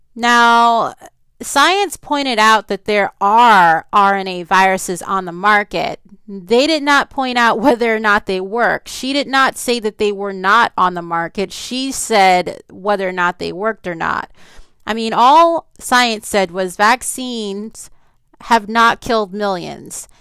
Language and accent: English; New Orleans, Louisiana, United States; I grew up in New Orleans, Louisiana